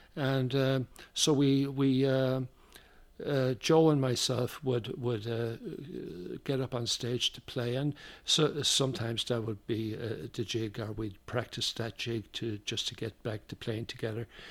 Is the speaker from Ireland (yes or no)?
yes; Dublin, Leinster, Ireland; moved away as an adult; now in United States; I was born in Dublin in a place called Drumna. is a suburb of, of the city